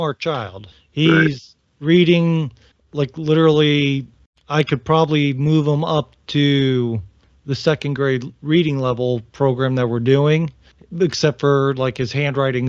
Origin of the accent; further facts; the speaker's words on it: Northern Ohio, United States; now in Virginia, United States; I'm from Northern Ohio